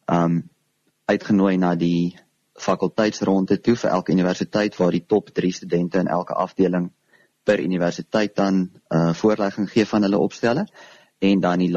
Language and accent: Afrikaans; Karoo, South Africa; Um ek was tot en met graad 8 toe op Hoërskool Vryseberg waar ek vandaan kom, die klein plekjie in die Karoo.